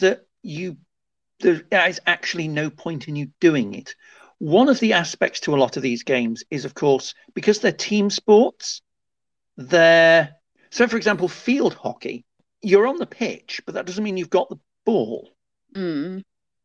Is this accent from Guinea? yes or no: no; Liverpool, North West England, United Kingdom; I grew up in Liverpool